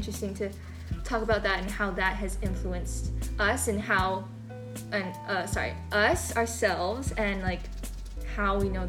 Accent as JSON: {"language": "English", "region": "Hawaii", "country": "United States", "tie": "born or raised there", "said": "I'm not Hawaiian, but I've been like indulging in this culture for my entire life."}